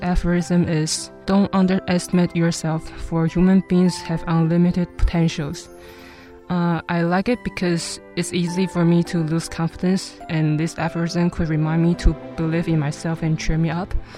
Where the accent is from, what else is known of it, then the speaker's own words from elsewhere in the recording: Hualien, Hualien County, Taiwan; I'm from Hualien